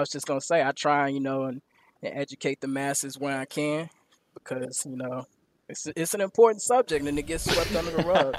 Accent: Houston, Texas, United States; born and raised in Houston

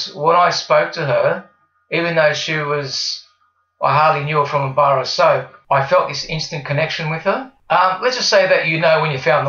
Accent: Wollongong, New South Wales, Australia; I was born here, born and bred in Wollongong, the good old Gong, as they call it

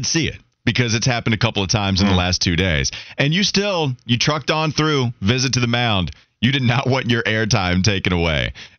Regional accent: Catawba County, North Carolina, United States; growing up in Catawba County

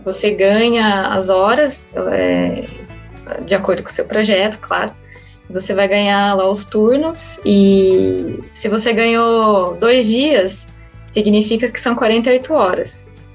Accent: Avaré, São Paulo, Brazil; eu sou originalmente, eu vim lá de Avaré, no interior de São Paulo

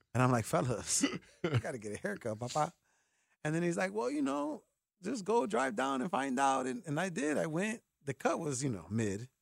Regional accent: Chicago, Illinois, United States; I'm from Chicago

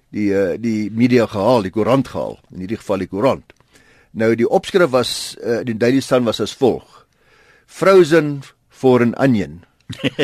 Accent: South Africa

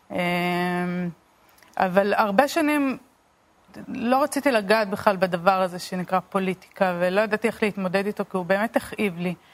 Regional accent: Beit El, West Bank, Palestine; אמ, גדלתי בהתנחלות הדתית בית אל. אה, למדתי באולפנת עופרה לבנות.

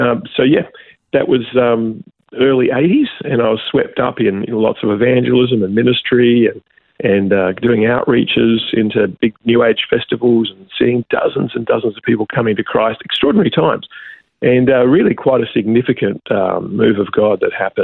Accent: Adelaide, South Australia, Australia; now in Byron Bay, Australia; I was born in 1960 in Adelaide, South Australia

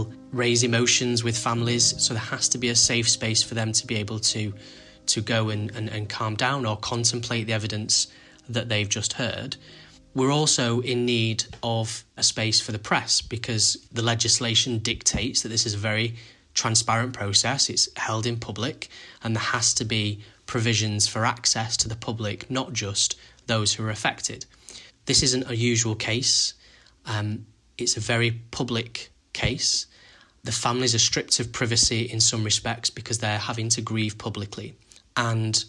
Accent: Manchester, North West England, United Kingdom; I'm from Manchester

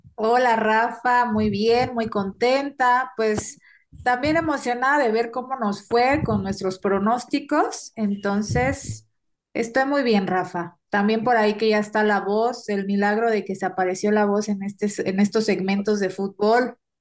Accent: Mexico; somos mexicanos

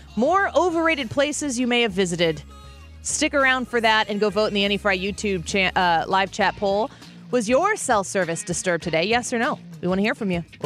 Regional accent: Edwardsville, Illinois, United States; I'm from Edwardsville

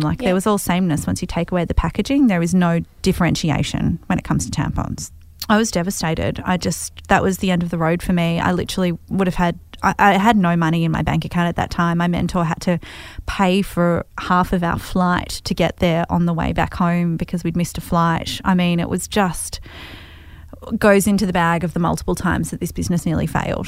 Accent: Hawthorn, Victoria, Australia; I grew up in Hawthorn

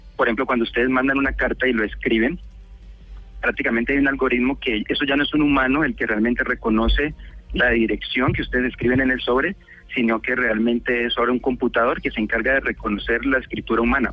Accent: Cali, Valle del Cauca, Colombia; moved away as an adult; now in United States; soy caleño

